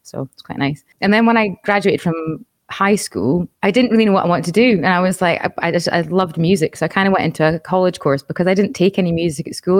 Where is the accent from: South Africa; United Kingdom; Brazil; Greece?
United Kingdom; Aberdeen, Scotland; moved away as an adult; also born or lived in Edinburgh; the college was in my hometown in Aberdeen